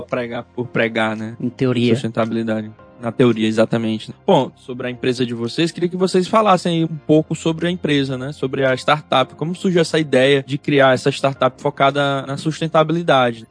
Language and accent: Portuguese; Oeiras, Piauí, Brazil; Eu sou de Oeiras também, cidade do interior, então tive muito contato com a natureza, vivia na fazenda do meu avô